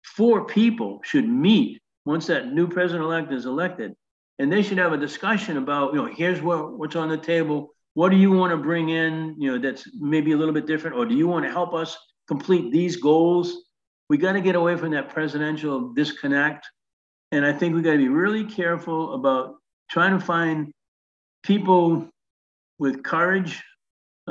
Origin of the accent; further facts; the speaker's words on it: Northeast, United States; I was from the Northeast.